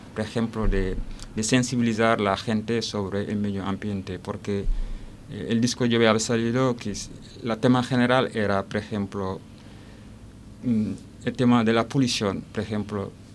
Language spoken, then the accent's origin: Spanish; Senegal; Spanish is a second language; moved away as an adult; also born or lived in Lille; now in Alicante, Spain; vengo de Senegal. Llevo casi aquí en Alicante 12 años